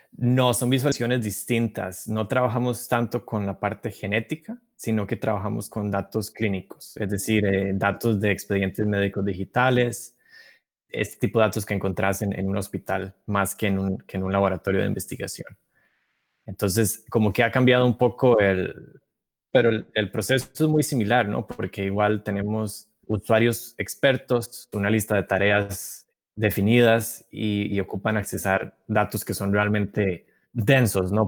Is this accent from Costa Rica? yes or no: yes; Costa Rica; moved away as an adult; now in Massachusetts, United States; Soy costarricense. Tengo poco más de cuatro años de vivir en Estados Unidos, en, Massachusetts.